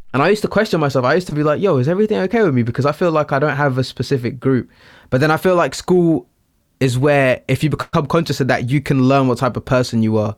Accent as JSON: {"language": "English", "town": "Littlehampton", "region": "South East England", "country": "United Kingdom", "said": "I'm from Littlehampton. I am Portuguese"}